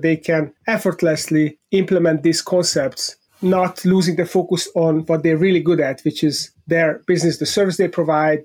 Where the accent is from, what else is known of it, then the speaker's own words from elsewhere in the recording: Budapest, Hungary; moved away; I was born in Budapest, Hungary, in Central Eastern Europe